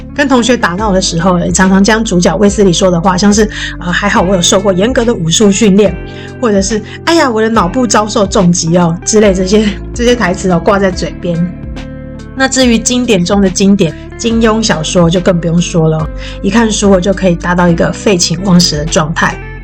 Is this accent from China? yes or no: no; Taoyuan, Taiwan; 我这个在桃园长大的叛逆女生